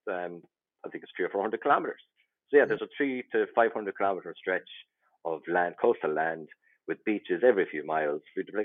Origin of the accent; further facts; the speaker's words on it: Kilfenora, County Clare, Ireland; now in near Dublin, Ireland; I'm originally from Kilfenora, where Father Ted was filmed, and where there's a great Kilfenora Céilí band, and it's about 10 minutes from Lahinch.